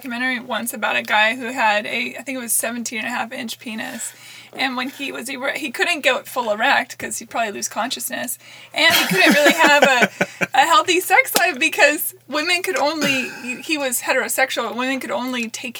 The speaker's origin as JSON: {"language": "English", "region": "Pacific Northwest", "country": "United States", "tie": "born or raised there", "said": "I grew up in the Pacific Northwest."}